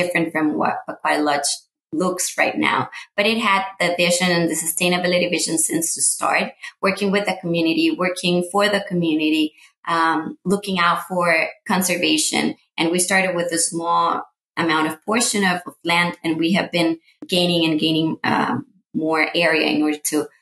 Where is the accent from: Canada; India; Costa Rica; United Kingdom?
Costa Rica; Cartago; English is a second language; moved away as an adult; now in San Jose, Costa Rica; I'm Costa Rican, born and raised in Costa Rica. I was born in Cartago